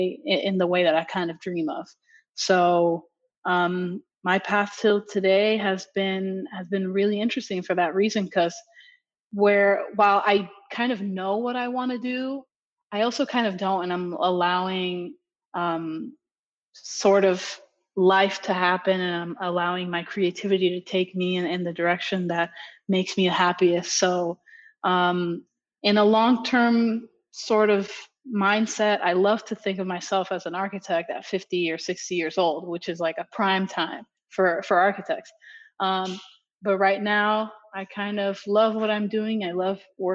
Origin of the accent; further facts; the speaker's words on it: Miami, Florida, United States; also born or lived in Dominican Republic; Miami girl through and through. I've been here pretty much my whole life